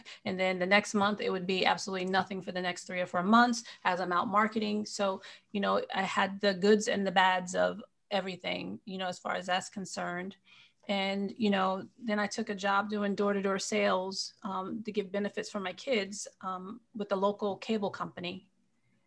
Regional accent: Marlborough, New York, United States; I'm actually from upstate New York. And I was, you know, grew up in a small town called Marlborough, New York

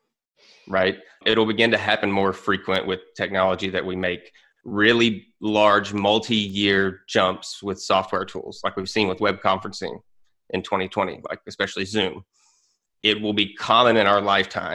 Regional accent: United States; an American

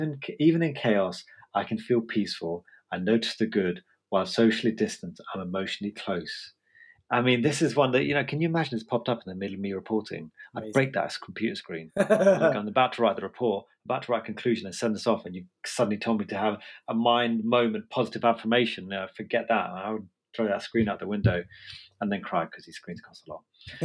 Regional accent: United Kingdom; I do still classify myself as a Brit, even though some people in Dartford or whatever say I'm not.

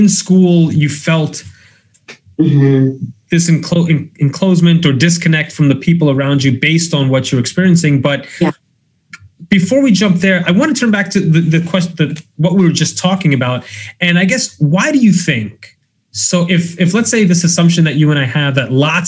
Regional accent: New York City, New York, United States; I was born and raised in Brooklyn

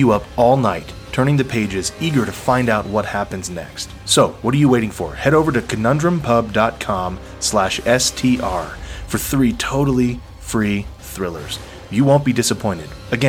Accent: Texas, United States; And you and I grew up in Texas, man.

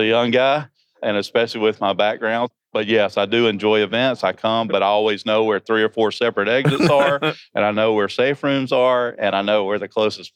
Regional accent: Georgia, United States; I am from Georgia. So if you don't understand what I'm saying because of my accent

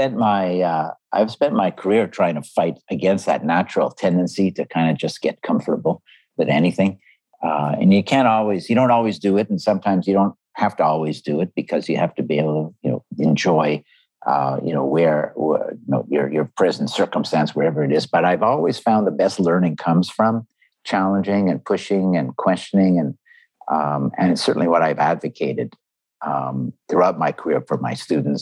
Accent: Montreal, Quebec, Canada; I grew up in Canada, in Montreal

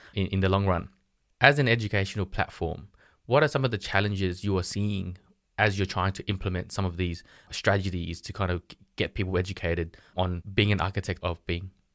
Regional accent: Sydney, New South Wales, Australia; I'm from Sydney, Australia

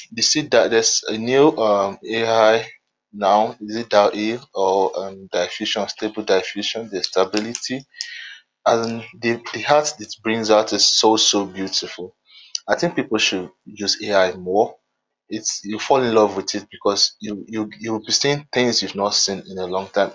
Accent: Nigeria; I'm from Nigeria

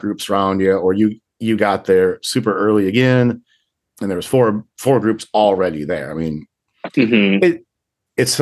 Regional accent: Minnesota, United States; now in South Dakota, United States; I'm from Minnesota originally. And when I lived in Minnesota

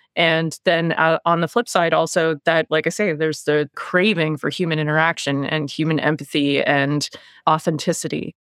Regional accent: Halifax, Nova Scotia, Canada; Born and raised in Halifax, Nova Scotia, on the east coast of Canada

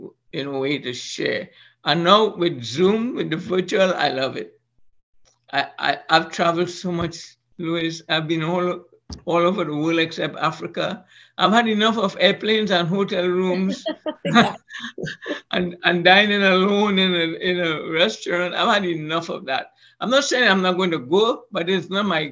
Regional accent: Trinidad & Tobago; moved away; Trinidad and Tobago, my home country

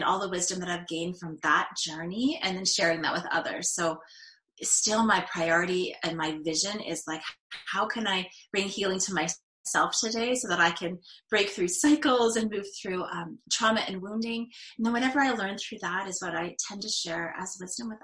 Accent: north of Toronto, Ontario, Canada; I grew up north of Toronto

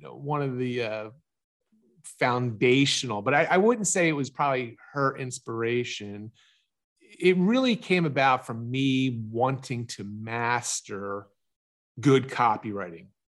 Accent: Pennsylvania, United States; also born or lived in Galveston, Texas; I'm from Pennsylvania, I travel whatever it is, two thousand miles to Texas

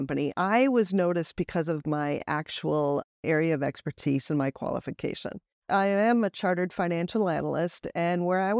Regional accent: United States; moved away; because as an American who's lived most of my life overseas, I have just really been able to capture that adventurous lifestyle in my coaching as well.

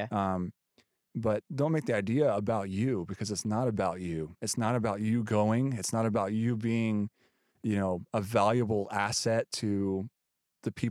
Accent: United States; I'm just this American guy that's it's cool that I'm there because I'm American.

